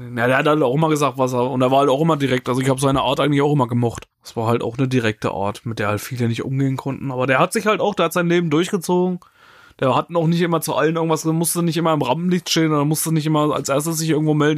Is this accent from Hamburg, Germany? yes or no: no; near Hildburghausen, Thuringia, Germany; now in Cologne, Germany; ich wohne, komme ja nicht direkt aus Hildburghausen, aber aus der Nähe von Hildburghausen